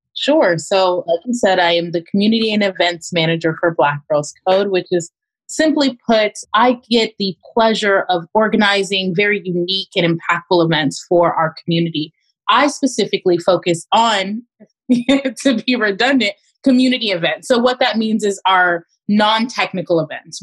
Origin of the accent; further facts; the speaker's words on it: Pompano Beach, Florida, United States; moved away as an adult; also born or lived in Miami, Florida / Orlando, Florida; now in Oakland, United States; I was born and raised in South Florida, uh, specifically Pompano Beach, as well as Miami